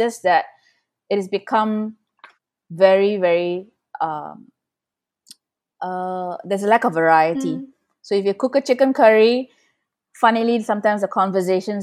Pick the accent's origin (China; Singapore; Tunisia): Singapore; most of us are here for 3-4 generations